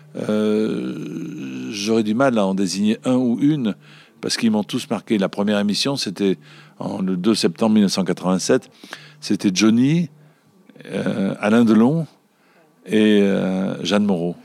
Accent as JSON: {"language": "French", "town": "Marseille", "region": "Provence-Alpes-Côte d'Azur", "country": "France", "said": "je suis Marseillais parce que j'essaie d'être le plus souvent possible à l'image de ma ville"}